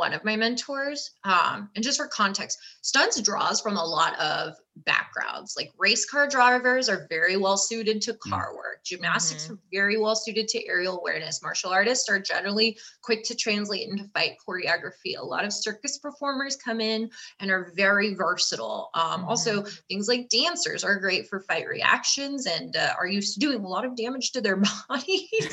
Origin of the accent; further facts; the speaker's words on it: California, United States; I grew up in California